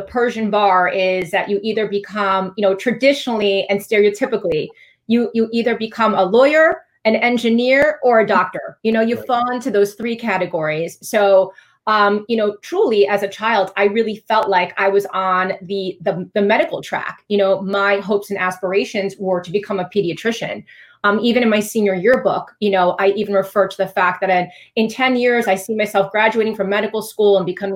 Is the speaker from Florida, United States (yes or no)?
yes; Fort Lauderdale, Florida, United States; growing up in South Florida, I learned Spanish in school as a child.